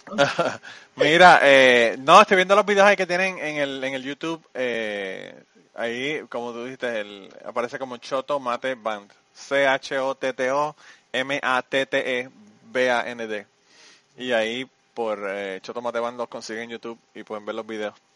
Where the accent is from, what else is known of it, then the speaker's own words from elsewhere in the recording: Puerto Rico; moved away; nosotros tenemos como boricuas